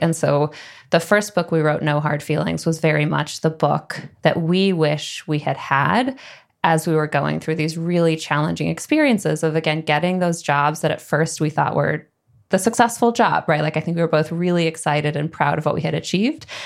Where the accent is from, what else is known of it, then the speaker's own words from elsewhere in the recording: Midwest, United States; moved away as an adult; also born or lived in San Francisco / New York; I grew up in the Midwest